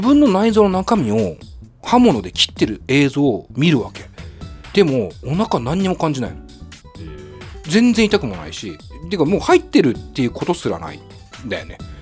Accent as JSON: {"language": "Japanese", "region": "Tokyo", "country": "Japan", "tie": "born or raised there", "said": "下北沢っていうね僕の地元の町でもあるんですけど"}